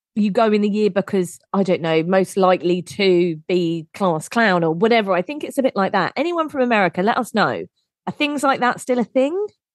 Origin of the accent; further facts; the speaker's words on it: England, United Kingdom; We are but two English women